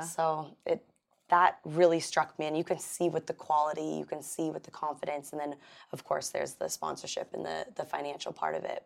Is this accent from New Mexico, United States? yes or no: no; Los Angeles, California, United States; I grew up in Pacific Palisades